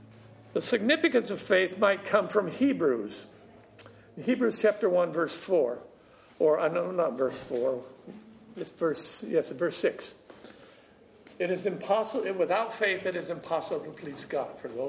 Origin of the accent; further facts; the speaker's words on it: California, United States; Well, I'm from California, and it's been nice, and man, it's so stuffy in this room.